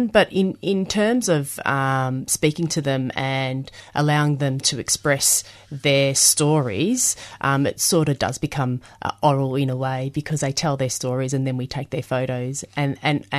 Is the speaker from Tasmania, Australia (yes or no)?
no; Melbourne, Victoria, Australia; We grew up in Brunswick.